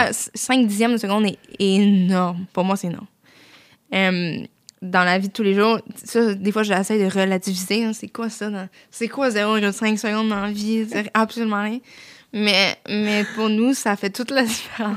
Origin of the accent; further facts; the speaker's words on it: Saint-Jean-sur-Richelieu, Quebec, Canada; je suis revenue chez nous à Saint-Jean